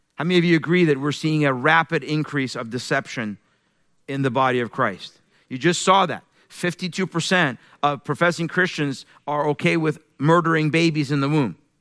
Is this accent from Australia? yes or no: no; Iran; moved away; I'm originally from Iran. I was born in Iran, raised in a Muslim family